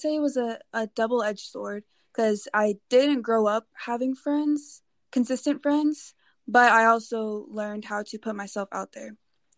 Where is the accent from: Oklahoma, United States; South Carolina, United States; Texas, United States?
Texas, United States; Houston; also born or lived in Los Angeles; Okay, well, I was born over in Los Angeles, but by the age of 3, I moved around a lot and found myself growing up in Houston, Texas.